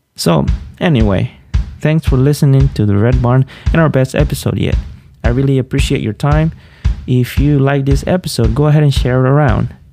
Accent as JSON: {"language": "English", "town": "Olanchito", "region": "Yoro", "country": "Honduras", "tie": "born or raised there", "moved": "yes", "said": "I was born and raised in Honduras, a small town named Olanchito"}